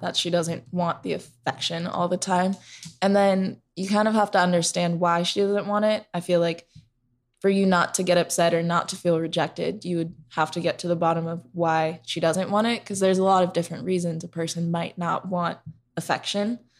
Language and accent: English; Seattle, Washington, United States; moved away as an adult; now in Phoenix, United States; I am from Seattle, born and raised there, but I live in Phoenix now